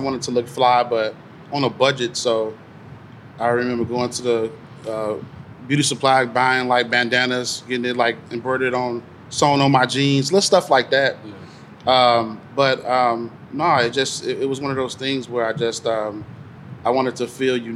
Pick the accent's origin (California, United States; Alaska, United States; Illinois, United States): Illinois, United States; Chicago; West Side, Austin area, it was just, like, we called it L-Town, everywhere I was from